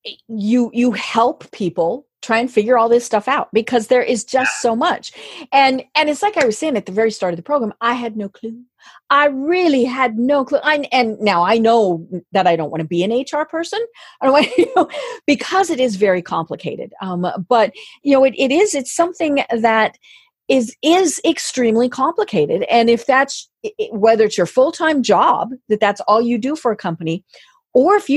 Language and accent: English; Colorado, United States; moved away; I'm from Colorado. Now, I don't live there now